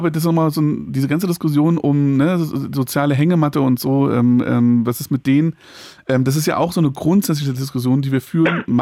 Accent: Berlin, Germany; Wir sind beide Berliner Jungs.

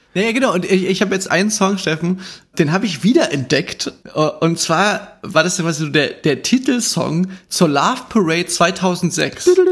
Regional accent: Chemnitz, Saxony, Germany; Bei uns in Chemnitz

